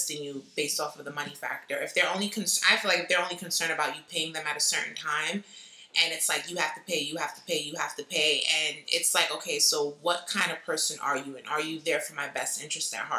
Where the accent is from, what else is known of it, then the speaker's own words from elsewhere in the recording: New York City, New York, United States; I'm not a Brooklyn head, so I'm from the Bronx